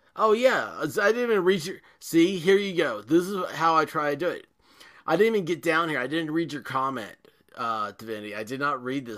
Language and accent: English; Tennessee, United States; I'm from Tennessee